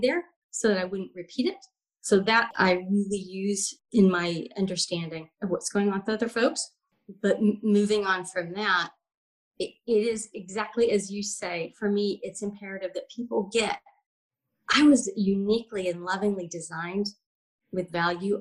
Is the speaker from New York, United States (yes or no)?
no; Alabama, United States; I grew up in Alabama. God help us. Um, in the 60s and the 70s.